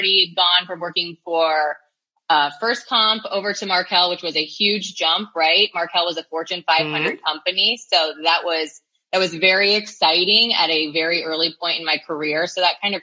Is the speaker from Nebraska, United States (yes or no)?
yes; Nebraska, United States; I'm originally from Nebraska